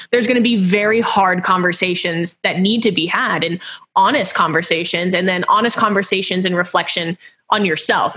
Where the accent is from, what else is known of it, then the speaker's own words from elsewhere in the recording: Houston, Texas, United States; moved away; I'm from Houston originally